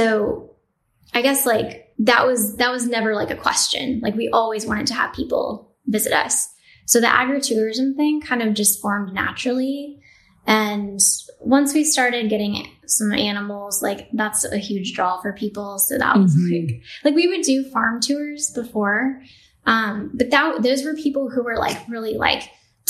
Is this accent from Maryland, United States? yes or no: no; New Mexico, United States; So I'm from New Mexico. I grew up in a farming family.